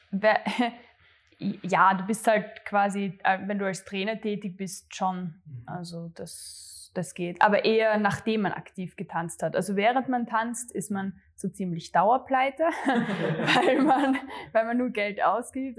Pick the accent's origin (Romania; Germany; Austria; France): Austria; Graz, Styria; also born or lived in Gössendorf; ich komme tatsächlich aus äh, Gössendorf, Graz Umgebung, aber es ist echt genau an der Stadtgrenze. Also für mich, mhm. ich bin Grazerin, eindeutig. Ähm, und ja, bin eh zur Schule gegangen ähm, in Graz